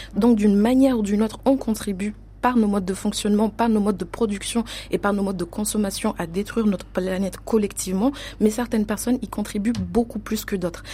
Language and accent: French; Mayotte; l'exemple de Mayotte, d'où je viens, je viens de Mayotte